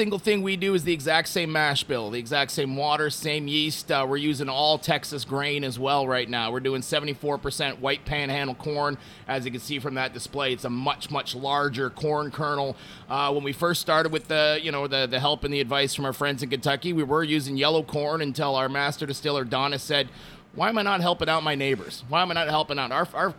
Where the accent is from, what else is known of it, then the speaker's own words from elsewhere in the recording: Montreal, Quebec, Canada; I've lived in five different countries. I've run bars all over the planet, and I'm originally from Montreal.